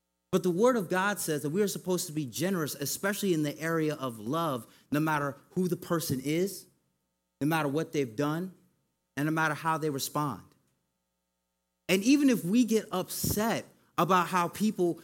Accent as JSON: {"language": "English", "town": "Hartford", "region": "Connecticut", "country": "United States", "tie": "born or raised there", "moved": "yes", "said": "I was born and raised in Hartford, Connecticut, where it's pretty much snow all year round"}